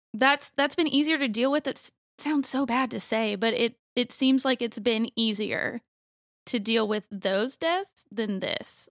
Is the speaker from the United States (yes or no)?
yes; Youngsville, North Carolina, United States; also born or lived in Raleigh, North Carolina; I grew up in Youngsville, so I've pretty much been in Raleigh all my life.